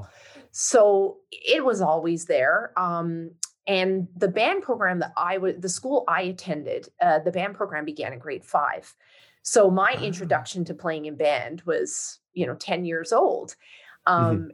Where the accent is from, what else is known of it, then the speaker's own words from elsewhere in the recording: St. John's, Newfoundland and Labrador, Canada; moved away as an adult; I was born and raised in St. John's, Newfoundland, in fact, I uh, left Newfoundland in 1997